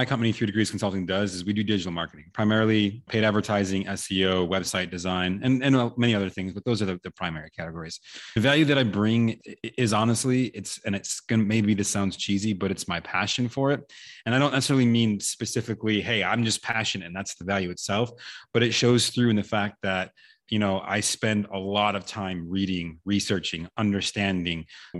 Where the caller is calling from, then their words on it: Austin, Texas, United States; I am located in Austin, Texas, USA.